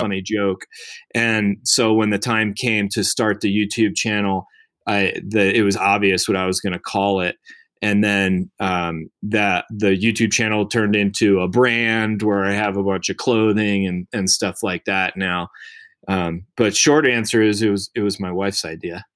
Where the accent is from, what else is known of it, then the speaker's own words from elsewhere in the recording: outside of Baltimore, Maryland, United States; moved away as an adult; also born or lived in Colorado; I grew up in Maryland, uh, outside of Baltimore.